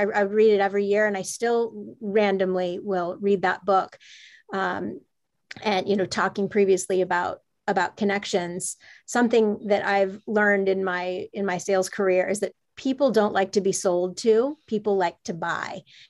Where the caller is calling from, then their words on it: London, United Kingdom; also born or lived in San Francisco, United States; Yes, I'm dialing in from London. I moved here from San Francisco after 15 amazing years in San Francisco about a year ago to start my family